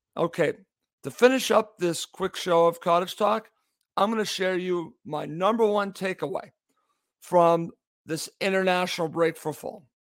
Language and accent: English; United States; I'm an American